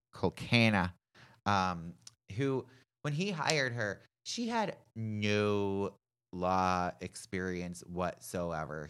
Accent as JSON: {"language": "English", "town": "Pittsburgh", "region": "Pennsylvania", "country": "United States", "tie": "born or raised there", "said": "my hometown of Pittsburgh"}